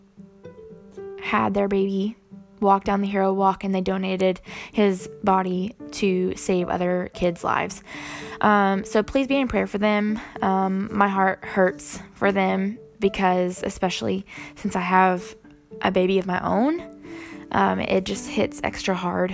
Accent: the Bible Belt in the South, United States; growing up in the Bible Belt in the South

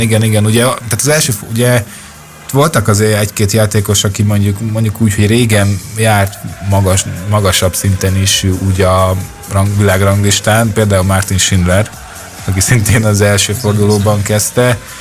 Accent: Hungary; magyarok vagyunk

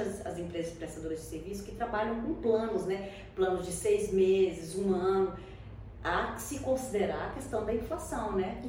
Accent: Brazil; a gente é brasileiro

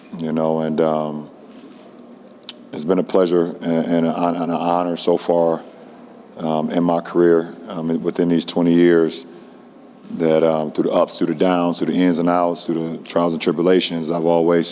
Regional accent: Akron, Ohio, United States; my hometown

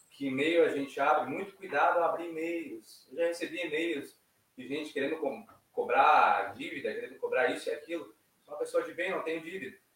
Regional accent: Tramandaí, Rio Grande do Sul, Brazil; quem conhece a gente sabe que nós somos oriundos de Tramandaí

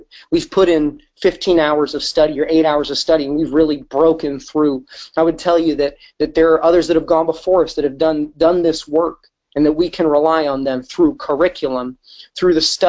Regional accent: Wisconsin, United States; also born or lived in Michigan; now in St. Louis, United States; I grew up in Wisconsin and for a short time in Michigan

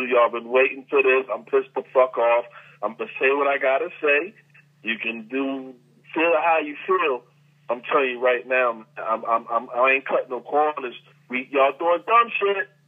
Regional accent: Philadelphia, Pennsylvania, United States; now in Atlanta, United States; My hometown Philly

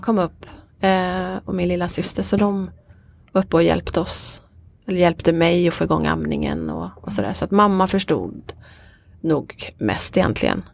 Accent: Veddige, Halland County, Sweden; also born or lived in Varberg; Jag kommer från Veddige.

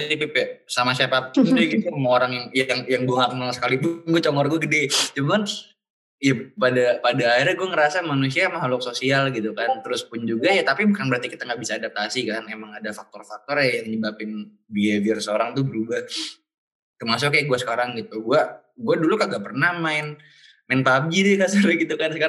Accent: Bintaro, Indonesia; gue orang Bintaro

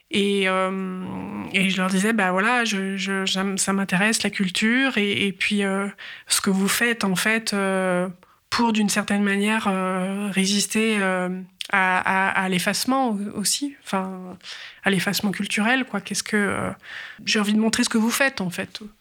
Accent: France; en tant que Française

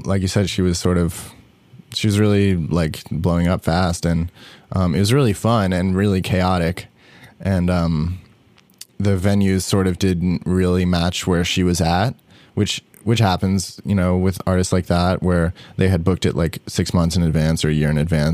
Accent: New York, United States; moved away as an adult; now in Los Angeles, United States; I live in LA now. I grew up in New York

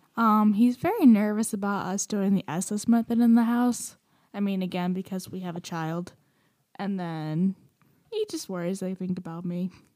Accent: Romania; moved away; I'm from Romania

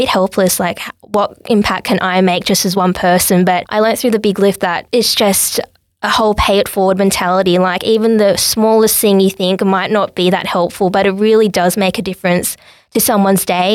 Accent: Sydney, New South Wales, Australia; I was born in Sydney with my parents

